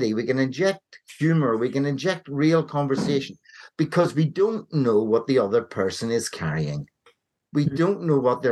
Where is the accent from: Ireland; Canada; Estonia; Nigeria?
Ireland; I grew up in Ireland